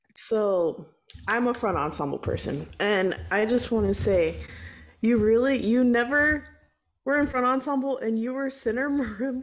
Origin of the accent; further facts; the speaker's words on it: Texas, United States; moved away; I'm originally from Texas, uh, and so you know down there marching band is like huge